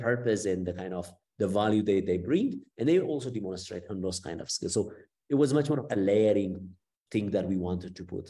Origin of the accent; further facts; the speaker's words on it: Ethiopia; moved away as an adult; also born or lived in Cape Town, South Africa / Italy; I'm from Ethiopia, and I was um, basically until my BSc, I was educated in Ethiopia